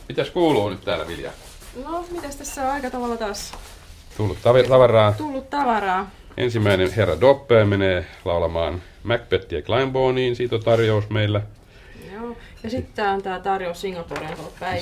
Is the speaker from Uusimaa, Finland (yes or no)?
no; Pori, Satakunta, Finland; mä oon entinen jääkiekkoilija, kun mä oon porilainen